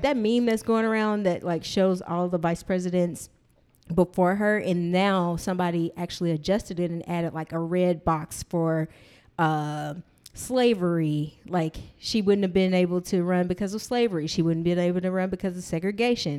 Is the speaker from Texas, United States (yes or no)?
yes; Texas, United States; grew up in Texas